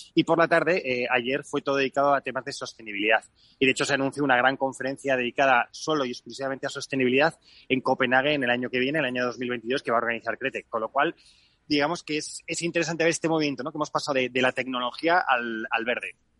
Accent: Spain; los que somos españoles

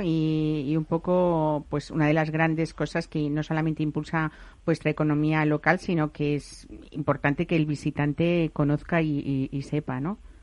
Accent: Castilla-La Mancha, Spain; yo soy castellano manchega, ¿eh? por los cuatro costados

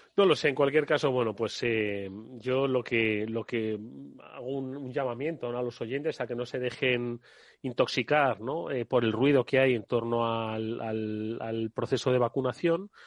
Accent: Extremadura, Spain

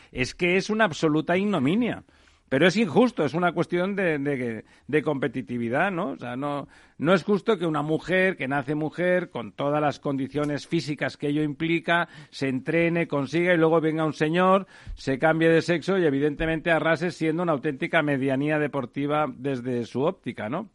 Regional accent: Catalonia, Spain; como soy catalán

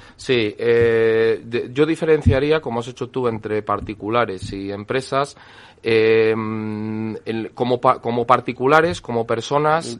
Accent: El Bierzo, Castile and León, Spain; yo soy de la provincia de León, aunque sea del Bierzo

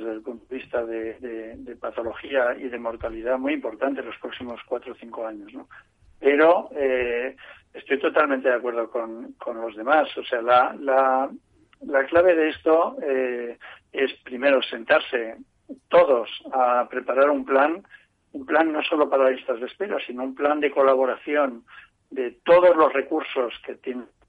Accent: Spain; como español

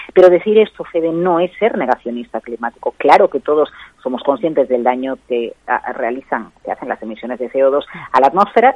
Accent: Galicia, Spain; moved away

